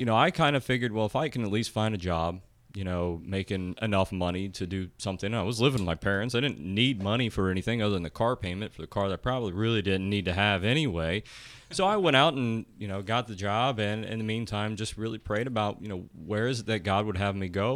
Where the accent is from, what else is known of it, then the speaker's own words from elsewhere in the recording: Blanchester, Ohio, United States; I'm from Lancaster. I'm born and raised here, and my parents are both also born and raised